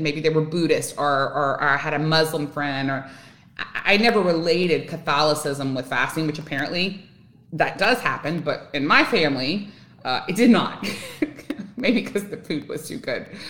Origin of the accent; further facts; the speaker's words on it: Louisiana, United States; now in Texas, United States; I live in Texas. I'm originally from Louisiana.